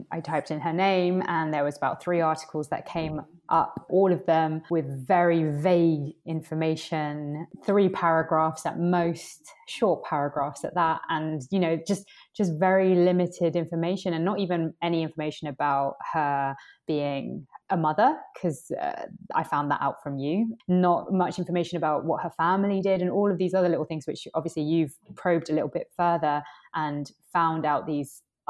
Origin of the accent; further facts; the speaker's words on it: Colombia; born there; I was born in Colombia and I am from Indigenous American descent